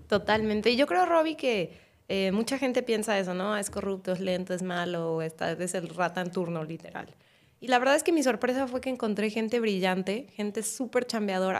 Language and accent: Spanish; Guadalajara, Jalisco, Mexico; soy de Guadalajara